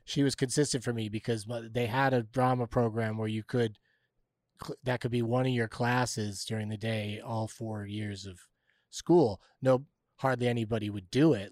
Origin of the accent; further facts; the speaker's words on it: San Diego, California, United States; growing up in San Diego was pretty wild in that sense that I pretty regularly visited the beach, the mountains, and Tijuana